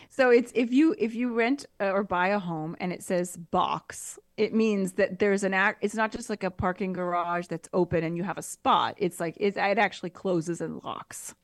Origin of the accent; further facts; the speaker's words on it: United States; moved away; also born or lived in Quebec / Italy; as an American